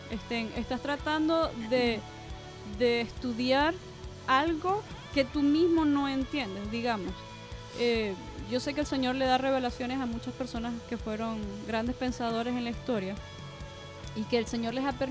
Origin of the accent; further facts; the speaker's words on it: Venezuela; born there; Yo soy, yo soy venezolana. No, ahí es donde yo nací.